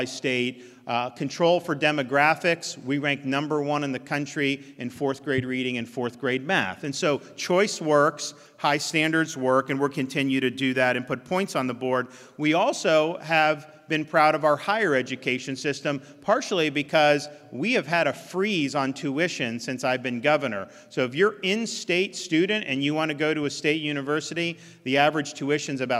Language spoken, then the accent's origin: English; Florida, United States; When I was growing up in Florida, you grew up in the town, you went to that school